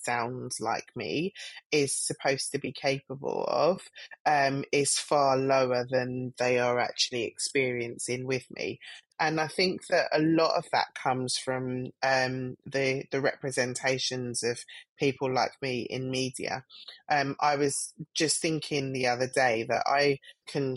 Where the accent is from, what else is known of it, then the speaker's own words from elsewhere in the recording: London, United Kingdom; I'm a Black female that grew up in Southwest London. I'm from Streatham Vale